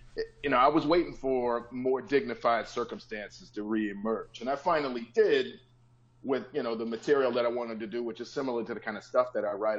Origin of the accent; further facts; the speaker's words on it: Chicago, Illinois, United States; now in Los Angeles, United States; I'm born and raised in Chicago, and I'm blue collar